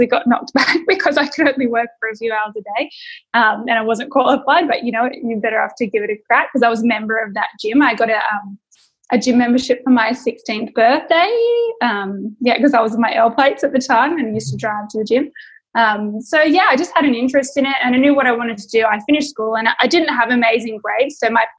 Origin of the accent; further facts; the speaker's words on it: Sydney, New South Wales, Australia; also born or lived in Victoria; So I was born in Victoria, in sort of rural Melbourne, rural Victoria, I should say. And I moved up to Sydney for my dad's work.